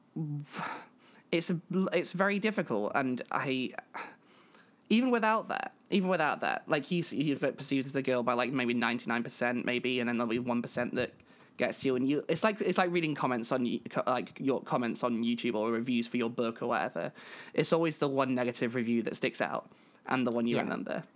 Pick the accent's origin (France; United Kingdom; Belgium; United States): United Kingdom; I am British